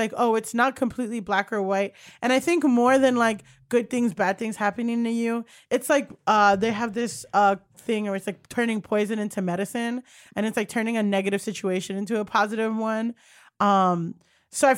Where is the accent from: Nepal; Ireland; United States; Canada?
United States; Miami, Florida; moved away as an adult; also born or lived in Orange County, California / Paterson, New Jersey; now in New York, United States; I grew up in Miami